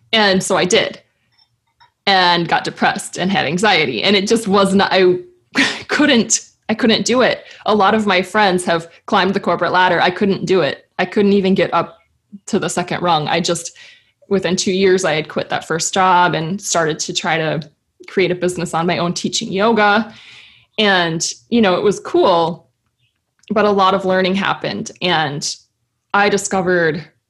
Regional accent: Midwest, United States; Growing up in the Midwest

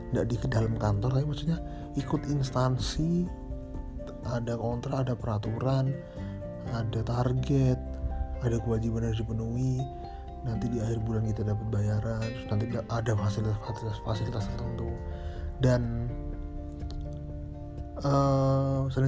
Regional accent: Banyuwangi, East Java, Indonesia; waktu saya, saya dari Banyuwangi SMA Malang habis itu lulus tahun 2010 itu ya untuk SMA SMK sih sebenarnya SMK terus lulus nah setelah lulus itu saya ke sidoarjo untuk kerja

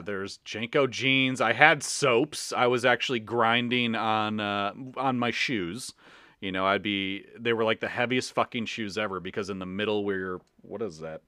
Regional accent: Chicago, Illinois, United States; we're from the Chicagoland area. We're from the Midwest

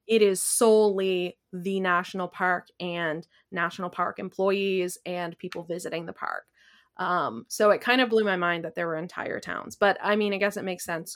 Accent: Canada; I am a Canadian citizen from a different pro- province.

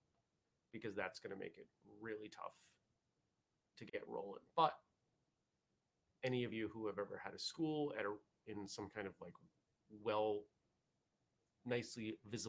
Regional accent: Maine, United States; moved away as an adult; now in Vermont, United States; I grew up in Maine, where not everyone had snow tires

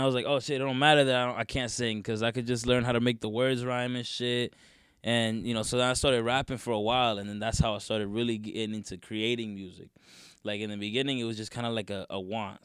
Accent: North Carolina, United States; moved away; also born or lived in Teaneck, New Jersey / North Bergen, New Jersey; Then I moved to North Carolina

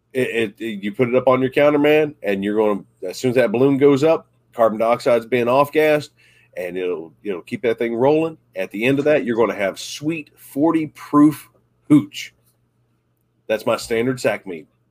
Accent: Southern West Virginia, United States; growing up in Southern West Virginia, it wasn't easy

